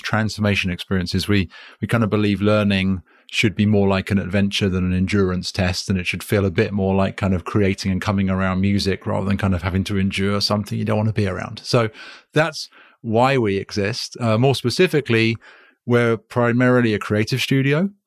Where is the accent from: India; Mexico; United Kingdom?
United Kingdom; accent: British; now in United States; I'm British and I live in America.